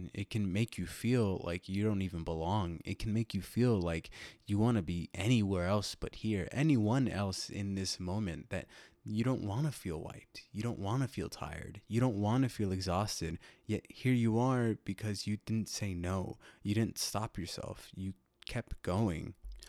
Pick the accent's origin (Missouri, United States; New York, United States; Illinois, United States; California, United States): Illinois, United States; It took the form of something that I grew up with living in Illinois when I was younger, something that I grew up with hearing every night during the summer.